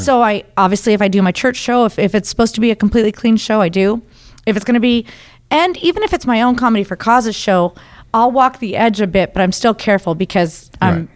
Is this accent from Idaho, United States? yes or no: yes; Idaho, United States; I'm from Idaho. Um, and I wasn't I didn't grow up Christian